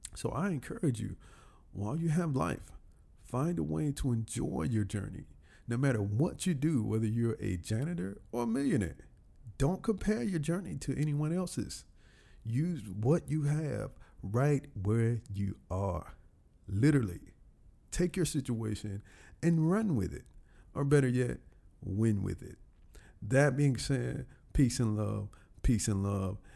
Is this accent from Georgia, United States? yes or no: yes; Columbus, Georgia, United States; moved away as an adult; now in Atlanta, United States; my hometown, Columbus, Georgia